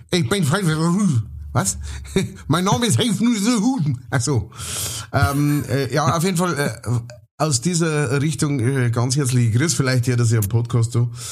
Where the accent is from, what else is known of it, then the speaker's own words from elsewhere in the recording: Gäuboden, Bavaria, Germany; wo ich her bin, also Geiboden, so, und ihr müsst euch einen Geibern vorstellen, das ist komplett flach